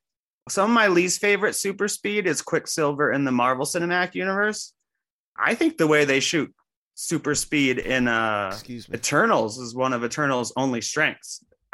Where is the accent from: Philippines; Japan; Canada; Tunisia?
Canada; I'm Canadian.